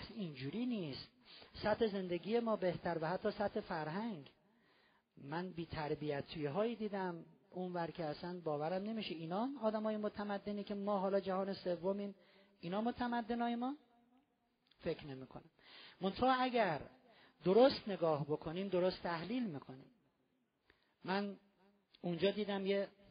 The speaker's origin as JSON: {"language": "Persian", "country": "Iran", "said": "ما ایرانی هستیم توی ایران زندگی میکنیم"}